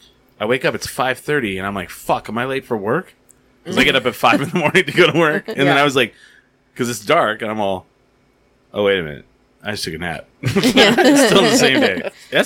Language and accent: English; New Mexico, United States; I was born in New Mexico.